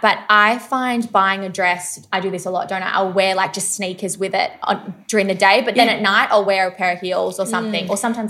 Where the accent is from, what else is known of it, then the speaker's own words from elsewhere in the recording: Melbourne, Victoria, Australia; We're from Melbourne.